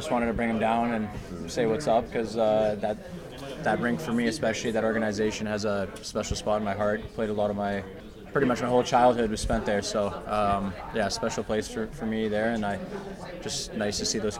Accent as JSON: {"language": "English", "town": "Burnaby", "region": "British Columbia", "country": "Canada", "tie": "born or raised there", "moved": "yes", "lives_now": "New York, United States", "said": "My hometown, where I grew up playing, Burnaby Winter Club"}